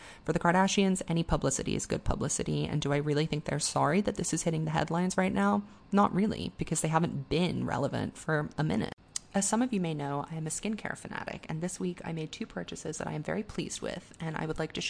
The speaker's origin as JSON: {"language": "English", "country": "Singapore", "tie": "born or raised there", "said": "about growing up in Singapore as a young gay expatriate and dealing with things like censorship and internalized homophobia"}